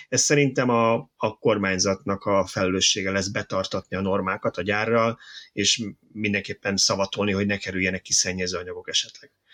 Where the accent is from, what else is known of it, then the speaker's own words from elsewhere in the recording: Budapest, Hungary; én 22 kertben nőttem fel